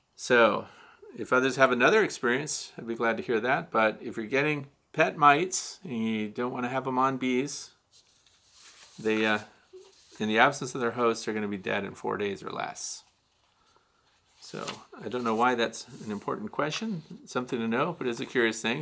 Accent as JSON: {"language": "English", "town": "St. Louis", "region": "Missouri", "country": "United States", "tie": "born or raised there", "moved": "yes", "said": "I'm from Missouri originally. So I was born in Missouri. I went to a high school suburb of Saint Louis"}